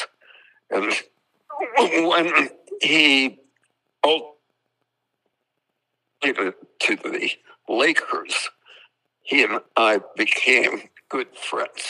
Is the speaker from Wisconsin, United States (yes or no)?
yes; Wisconsin, United States; I grew up in Wisconsin